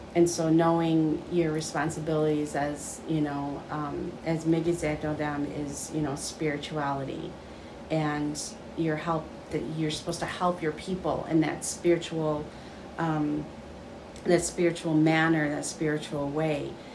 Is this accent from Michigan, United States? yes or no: yes; Michigan, United States; I am from Little Traverse Bay Band. I um, grew up here. I was not born here, grew up here